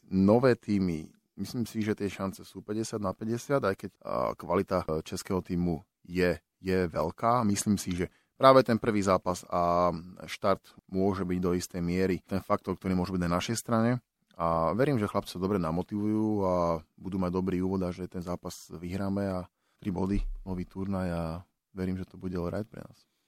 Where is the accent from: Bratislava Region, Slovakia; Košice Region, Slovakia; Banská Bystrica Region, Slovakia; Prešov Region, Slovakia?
Bratislava Region, Slovakia; Bratislava; moved away as an adult; also born or lived in Finland / Michalovce; som chalan z Vrakune